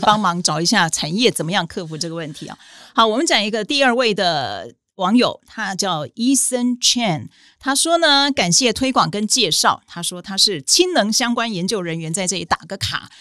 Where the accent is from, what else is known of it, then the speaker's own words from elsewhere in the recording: Taiwan; 应该讲说这一次的战争提醒我们台湾人说，我们不能只靠说觉得我们自己台湾战略地位很好